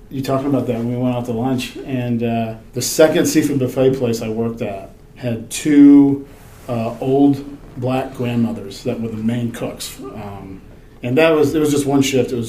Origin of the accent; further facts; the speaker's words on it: Chesapeake Bay, United States; "Look, I grew up on the Chesapeake Bay.